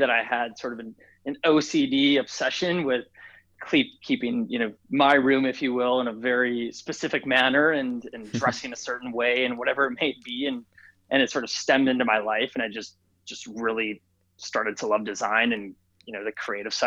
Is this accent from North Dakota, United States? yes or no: yes; Fargo, North Dakota, United States; I actually grew up in Fargo, North Dakota